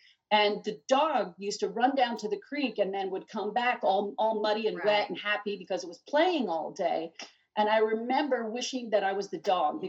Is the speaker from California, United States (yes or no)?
no; Harrisburg, Pennsylvania, United States; also born or lived in New Jersey / Bethlehem; But we lived in, I grew up in Harrisburg and then we lived, then we came to New Jersey for a while. And then my parents wanted to move back to Pennsylvania.